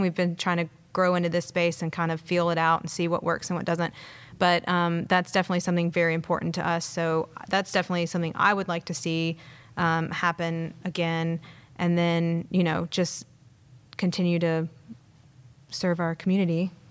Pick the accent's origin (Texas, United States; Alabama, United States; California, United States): Alabama, United States; Madison; also born or lived in Savannah, Georgia; grew up here, though. Well, Madison